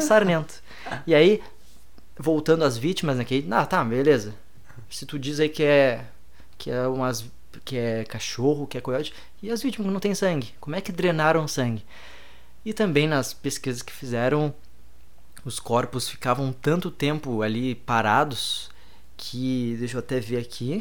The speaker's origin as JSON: {"language": "Portuguese", "country": "Brazil", "said": "eu era do Brasil"}